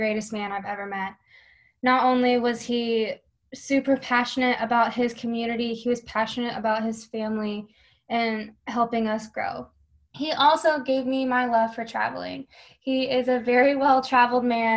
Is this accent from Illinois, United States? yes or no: no; Buhler, Kansas, United States; also born or lived in Hutchinson, Kansas; I'm actually from Bueller or Hutchinson, Kansas. I went to Bueller High School